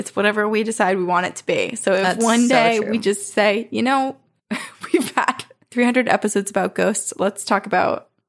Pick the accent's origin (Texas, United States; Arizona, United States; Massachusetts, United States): Texas, United States; The first time that I met him, he was in my home state of Texas, where his brother N lives.